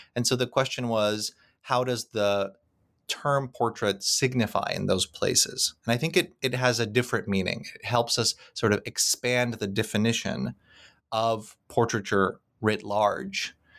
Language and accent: English; Krakow, Lesser Poland, Poland; moved away; Krakow, which happens to be my hometown